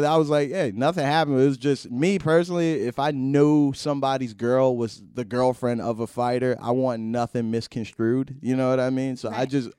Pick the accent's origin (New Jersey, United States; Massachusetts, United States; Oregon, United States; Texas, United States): New Jersey, United States; Yeah, we're all from Jersey.